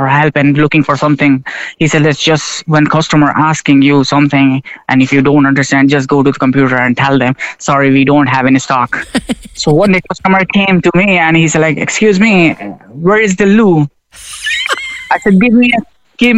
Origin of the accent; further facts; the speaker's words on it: Karachi, Sindh, Pakistan; moved away as an adult; now in Cork, Ireland; I'm originally from Pakistan, and the city is Karachi.